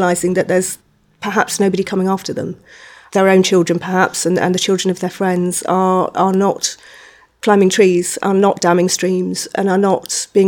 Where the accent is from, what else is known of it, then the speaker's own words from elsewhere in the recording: Surrey, South East England, United Kingdom; I grew up in Surrey